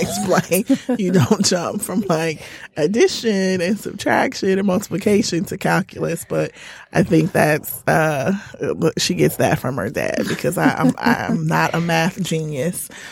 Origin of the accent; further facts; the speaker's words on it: Indiana, United States; now in Detroit, United States; I'm originally from Indiana